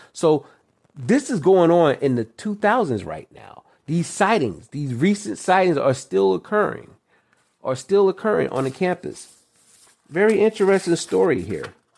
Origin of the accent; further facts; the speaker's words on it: New York, United States; I'm originally from New York, and I live right by New Jersey